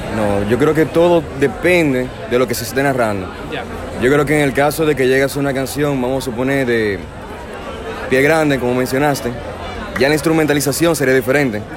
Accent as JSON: {"language": "Spanish", "country": "Dominican Republic", "said": "soy un músico dominicano"}